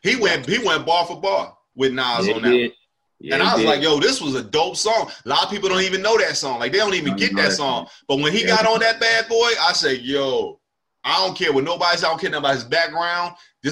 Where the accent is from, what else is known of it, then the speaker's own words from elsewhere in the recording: Northeast, United States; I've always felt like that was like a Northeast thing. Like I'm from the Northeast. I rock with cats from the Northeast.